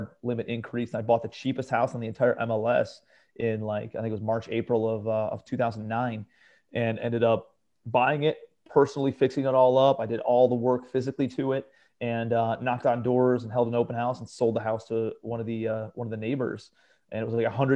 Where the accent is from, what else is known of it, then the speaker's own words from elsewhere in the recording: Cleveland, Ohio, United States; moved away as an adult; also born or lived in New York City; I'm from Cleveland, Ohio originally